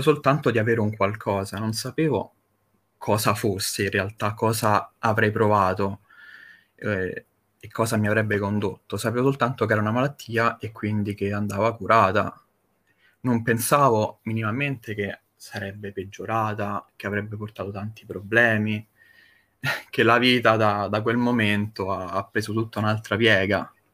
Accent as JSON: {"language": "Italian", "town": "Rome", "region": "Lazio", "country": "Italy", "said": "io sono un ragazzo semplice di 25 anni e vengo da Roma"}